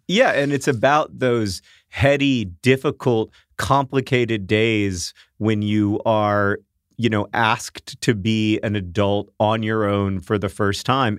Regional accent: Florida, United States; When I was a kid growing up in Florida

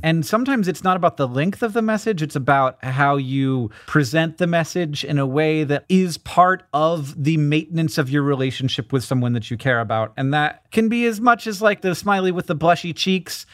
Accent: Orlando, Florida, United States; I'm from Orlando, Florida.

